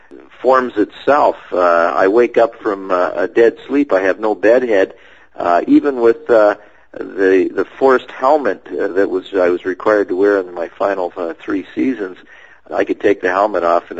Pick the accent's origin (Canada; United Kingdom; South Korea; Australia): Canada; Sarnia, Ontario; moved away; He's back in my hometown of Sarnia, Ontario